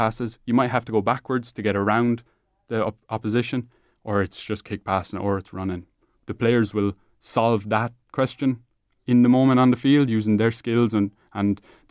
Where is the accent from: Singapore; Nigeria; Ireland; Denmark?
Ireland; Clareen, Leinster; I'm from Clarine